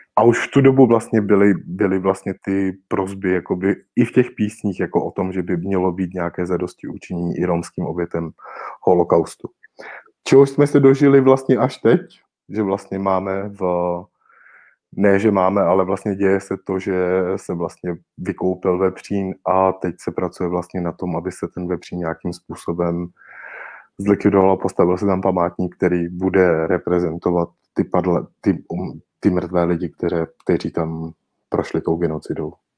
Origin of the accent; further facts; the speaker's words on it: Rokycany, Plzeň Region, Czechia; moved away as an adult; now in Prague, Czech Republic; protože já v Rokycanech nežiji již od svých osmnácti let a osmnáct let vlastně bydlím v Praze kontinuálně